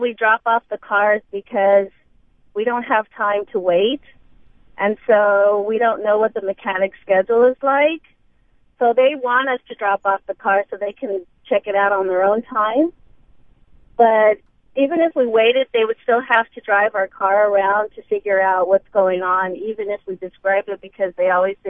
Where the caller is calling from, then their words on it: Chandler, Arizona, United States; I'm calling from Chandler.